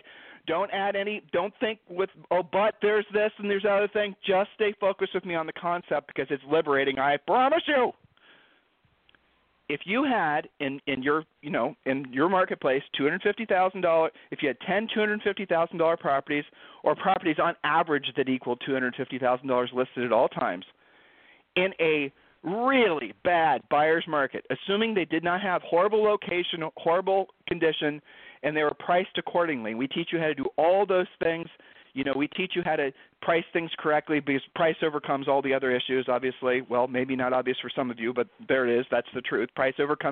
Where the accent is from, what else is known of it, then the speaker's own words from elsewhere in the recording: Ohio, United States; we're from Ohio